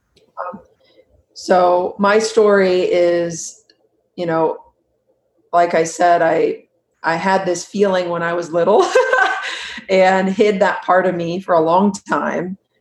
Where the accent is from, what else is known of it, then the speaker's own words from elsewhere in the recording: Huntington Beach, California, United States; I grew up in Huntington Beach. Mm-hmm. California